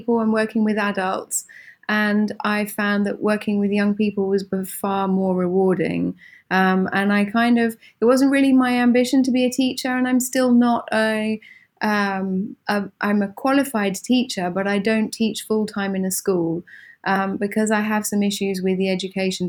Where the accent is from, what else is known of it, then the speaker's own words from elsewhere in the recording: Suffolk, East of England, United Kingdom; now in Milan, Italy; I grew up in England, in a county called Suffolk, not far from the East Coast